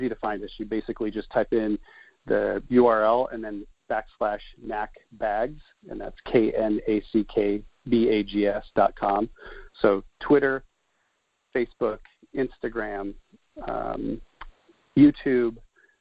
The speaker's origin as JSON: {"language": "English", "region": "Nebraska", "country": "United States", "tie": "born or raised there", "also_born_or_lived": "Denver", "moved": "as an adult", "said": "I'm actually a Midwestern guy. I grew up in Nebraska."}